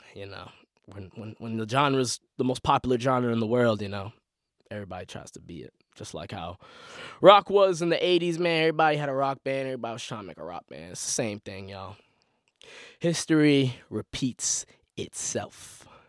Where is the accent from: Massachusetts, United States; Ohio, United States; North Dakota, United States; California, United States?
Massachusetts, United States; Boston; I'm a Boston sports fan 'cause I am from Boston. Born and raised my whole life.